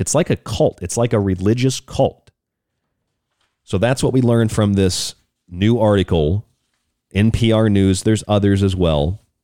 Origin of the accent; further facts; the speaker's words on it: Florida, United States; I grew up in Florida.